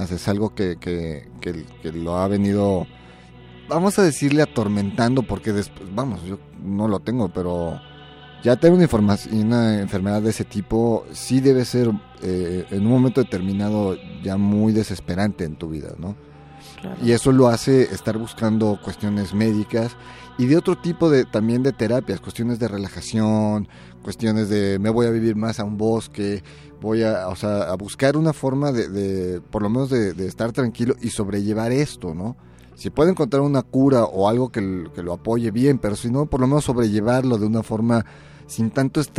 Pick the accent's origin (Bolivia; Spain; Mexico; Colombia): Mexico; soy mexicano